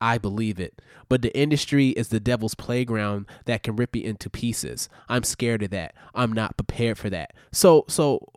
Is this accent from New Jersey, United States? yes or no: no; upstate New York, United States; I grew up in New York, more upstate New York for most of my time, but then I just spent about a decade or so in the city